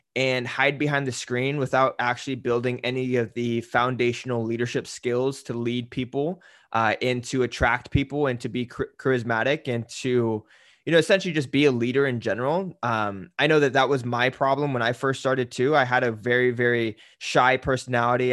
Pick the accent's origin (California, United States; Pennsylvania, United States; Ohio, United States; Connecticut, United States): California, United States; Salinas Valley; I grew up in Salinas Valley